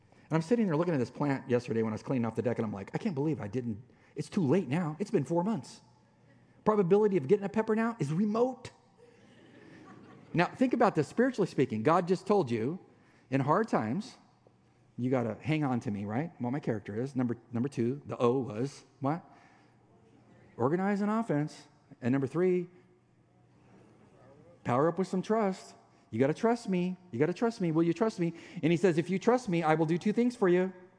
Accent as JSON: {"language": "English", "region": "Mexican border", "country": "United States", "tie": "born or raised there", "said": "Now, I grew up on the Mexican border, tons of Hispanic friends, authentic Mexican food."}